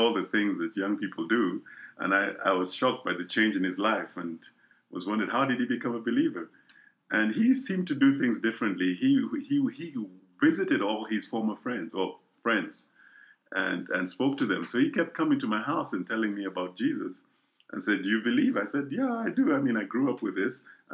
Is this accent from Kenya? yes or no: yes; Kenya; moved away as an adult; now in South Africa; I was born in East Africa, a country called Kenya. And that's where I grew up most of my life and then moved on to South Africa.